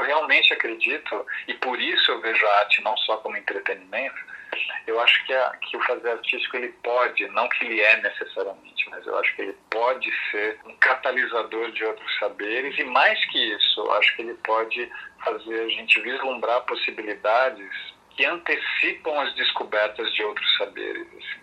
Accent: Brazil; also born or lived in Italy; Eu sou, eu sou brasileiro, mas filho de um imigrante italiano

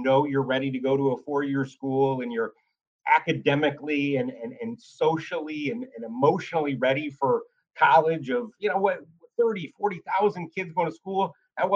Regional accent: Oswego, New York, United States; grew up in Oswego, New York, you know, about an hour north of Syracuse

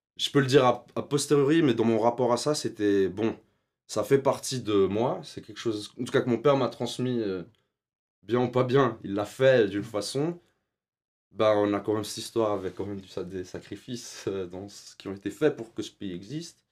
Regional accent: Switzerland; J'ai grandi en Suisse. On y allait euh, chaque année en Algérie pour les vacances voir la famille

